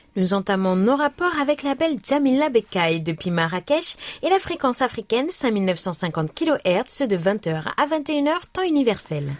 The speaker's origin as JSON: {"language": "French", "town": "Trilport", "region": "Île-de-France", "country": "France", "tie": "born or raised there", "moved": "yes", "said": "j'ai grandi à Trilport"}